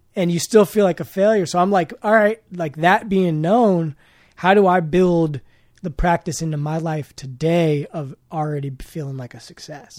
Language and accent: English; Oakland, California, United States